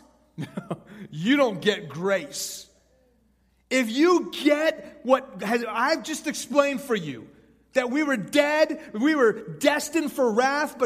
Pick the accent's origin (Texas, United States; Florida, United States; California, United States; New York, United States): Texas, United States; Houston; also born or lived in Iran; I was born in Houston when I was 2. My family moved to Iran. When I was 6, the Islamic Revolution hit that country, and we moved back to Houston